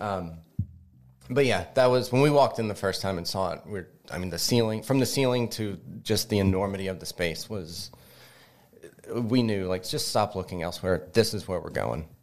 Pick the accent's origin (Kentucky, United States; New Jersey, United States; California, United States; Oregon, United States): Kentucky, United States; now in Greensburg, United States; I'm not from here. I'm originally from Kentucky.